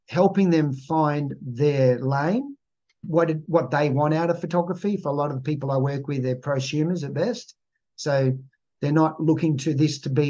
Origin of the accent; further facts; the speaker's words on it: Malaysia; born there; I grew up, I was born in Malaysia and I went to six different schools in the first seven years of school.